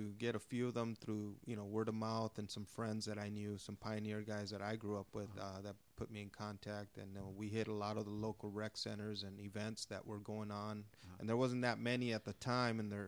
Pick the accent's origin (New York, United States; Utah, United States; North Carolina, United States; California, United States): California, United States; Los Angeles; I grew up in Elysian Valley near Dodger Stadium